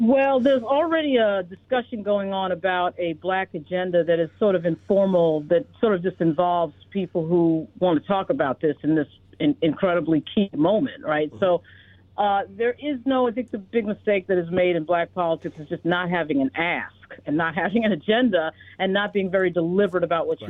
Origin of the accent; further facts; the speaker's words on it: New York City, New York, United States; also born or lived in Virginia; I grew up in uh, in New York. I was born in the Bronx.